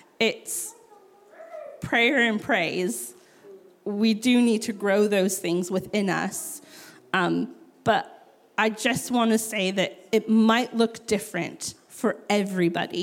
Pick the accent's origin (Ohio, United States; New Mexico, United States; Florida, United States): New Mexico, United States; I grew up in New Mexico